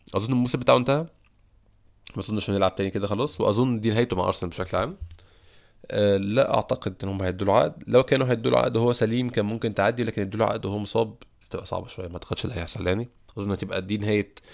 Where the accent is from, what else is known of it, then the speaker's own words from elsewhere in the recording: Egypt; عندنا في مصر